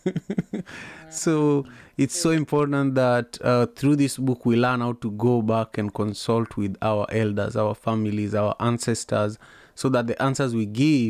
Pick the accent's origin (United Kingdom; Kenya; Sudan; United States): Kenya; I'm a Luo from Kenya